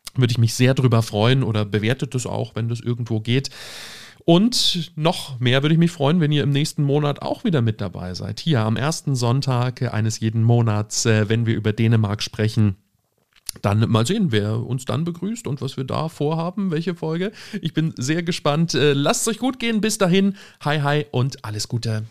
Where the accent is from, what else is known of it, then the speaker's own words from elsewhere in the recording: Germany; wir als Deutsche